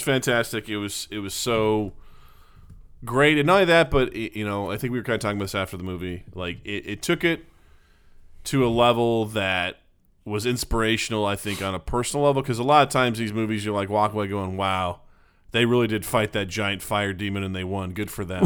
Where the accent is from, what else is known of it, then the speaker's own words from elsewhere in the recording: Northeastern Missouri, United States; near my hometown slash in my hometown of, of Northeastern Missouri